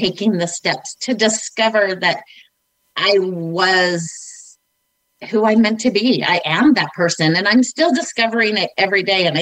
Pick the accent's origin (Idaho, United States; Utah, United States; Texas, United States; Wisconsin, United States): Utah, United States; Northern; I grew up in Northern Utah